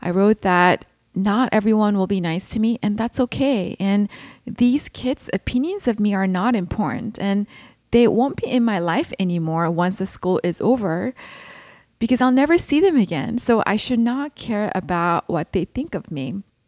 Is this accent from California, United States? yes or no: yes; California, United States; born there; also born or lived in Seoul, Korea; I was born in California, and my family moved to Seoul, Korea when I was 3 years old. And after finishing elementary school in Korea, we moved back to Southern California when I was in my 7th grade.